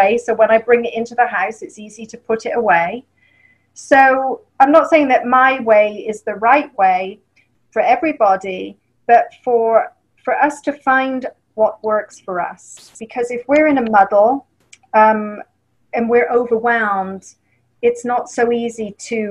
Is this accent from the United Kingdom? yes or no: yes; England, United Kingdom; accent: English; moved away; And I'm from England